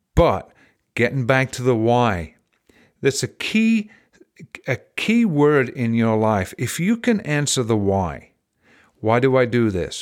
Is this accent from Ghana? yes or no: no; England, United Kingdom; now in United States; I was raised in England